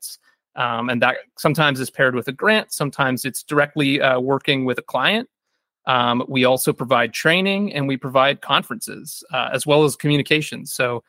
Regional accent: Kitchener, Ontario, Canada; my hometown of Kitchener, Ontario.

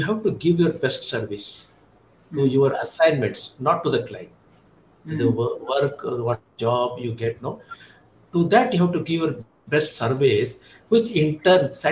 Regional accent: India

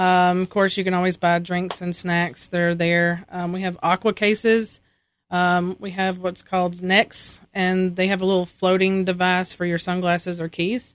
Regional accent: Ashe County, North Carolina, United States; I am from Ashe County. I'm born and raised here, um, all my life

